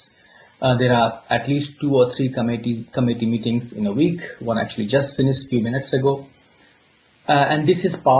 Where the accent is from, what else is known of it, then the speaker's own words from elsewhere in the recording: India; moved away as an adult; also born or lived in Singapore / Uppsala, Sweden / Baltimore, United States / Basel, Switzerland; now in Belfast, United Kingdom; I was born in India many years ago along the India-Nepal border near Himalayas